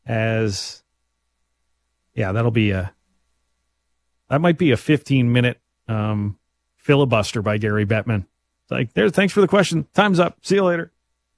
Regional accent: Winnipeg, Manitoba, Canada; from Winnipeg, Manitoba.

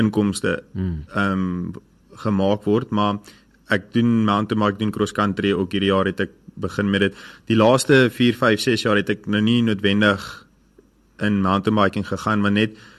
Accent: Middelburg, Mpumalanga, South Africa; now in Pretoria, South Africa; ek is eintlik van Middelburg af, maar ek ja. is op die oomblik nou in Pretoria.

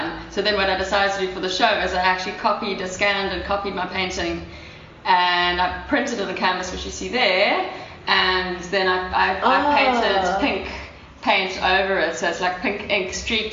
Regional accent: Durban, KwaZulu-Natal, South Africa; I grew up in Durban and I'm like fully aware of that side of the culture

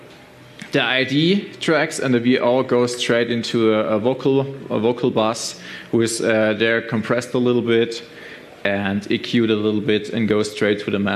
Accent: Stuttgart, Baden-Württemberg, Germany; I'm from Germany, Stuttgart

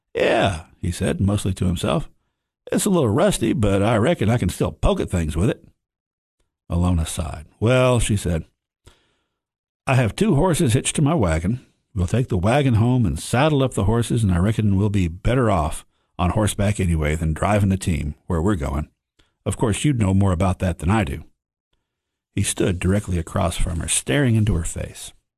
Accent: White County, Upper Cumberland, Tennessee, United States; born and raised here in the Upper Cumberland, born and raised in White County

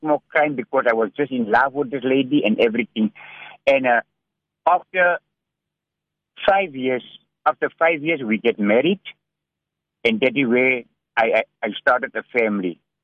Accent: Cape Town, Western Cape, South Africa; also born or lived in Hanover Park / Manenberg; I'm a South African citizen. Uh, you know, I was uh, about three years old when my when my mother passed away, and uh, we did we did grow up in a place called Sunnyside near uh, Belgravia

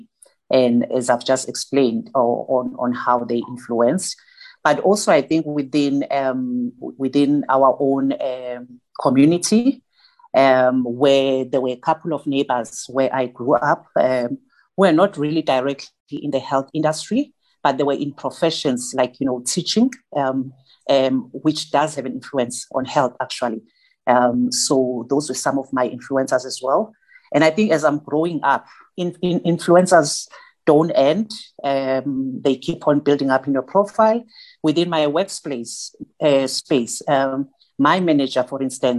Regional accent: Durban, KwaZulu-Natal, South Africa; I grew up in Claremont, which is one of the townships around Durban

